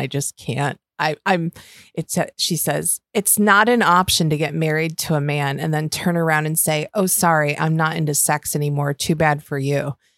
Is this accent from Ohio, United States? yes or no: no; Western New York, United States; accent: Western New York; my Western New York accent